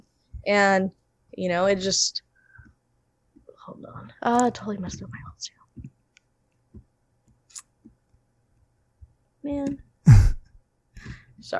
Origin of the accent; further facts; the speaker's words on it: Imperial, California, United States; born and raised in Imperial